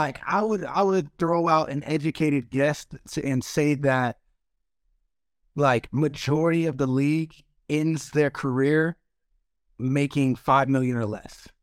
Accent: Arizona, United States; I'm from Arizona

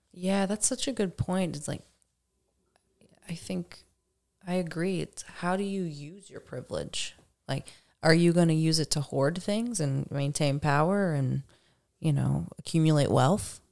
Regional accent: Dickson, Tennessee, United States; moved away; I grew up outside of Nashville, about twenty minutes outside of Nashville in a very small, pretty poor town called Dixon

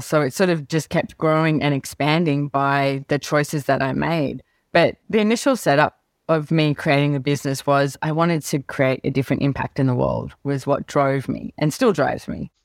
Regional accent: Sydney, New South Wales, Australia; I loved growing up in Sydney.

